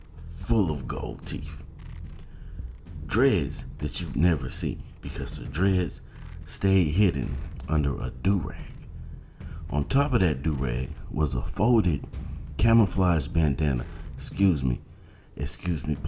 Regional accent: Georgia, United States; moved away; I'm from Georgia

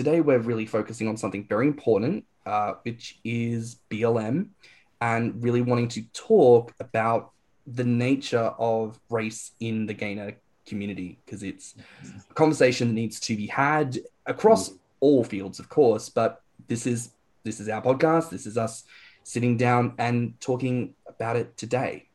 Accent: Australia; I grew up in Australia

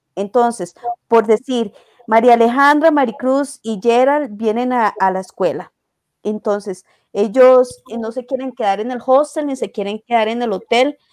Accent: Costa Rica; yo digo que soy de Costa Rica

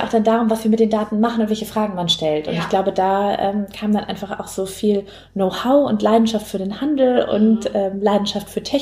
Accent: Southern Germany, Germany; ansonsten komme ich aus Süddeutschland, aus einer Unternehmerfamilie.

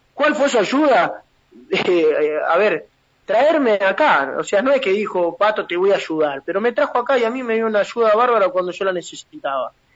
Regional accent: San Martín de las Escobas, Santa Fe, Argentina; la camiseta de mi pueblo

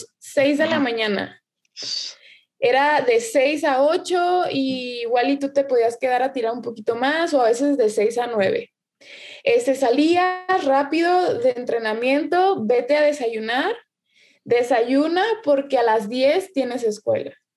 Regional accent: Nayarit, Mexico; la única de, Nayarit, de Nayarit que sale soy yo.

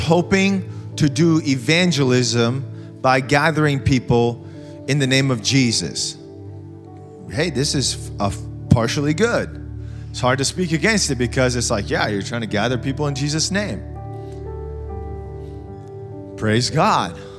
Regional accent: United States; we're so American

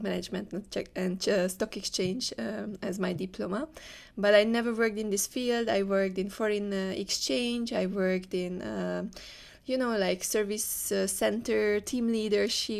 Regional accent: Hungary; moved away as an adult; now in Malaysia; I'm from Hungary. I never lived outside Hungary.

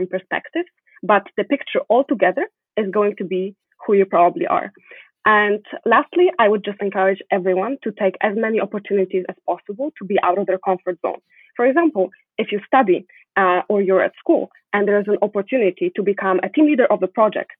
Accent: Poland; moved away as an adult; now in Montreal, Canada; I was born in Poland, but the most important part of my upbringing were my parents

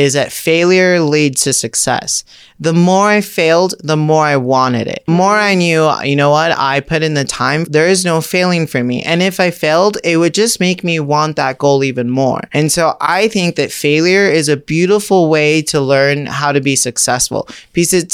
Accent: Orange County, California, United States; I grew up in Orange County

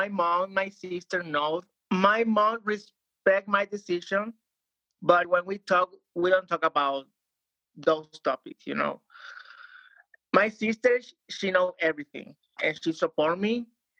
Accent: Venezuela; now in Ecuador; I'm from Venezuela. And right now I'm living in Ecuador.

